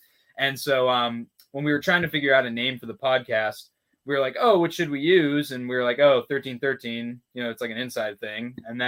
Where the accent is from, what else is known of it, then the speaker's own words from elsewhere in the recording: East Coast, United States; we're East Coast.